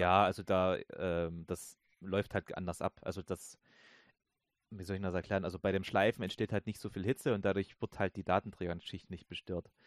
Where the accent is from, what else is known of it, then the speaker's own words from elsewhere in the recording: Saxony, Germany; ich komme ja aus Sachsen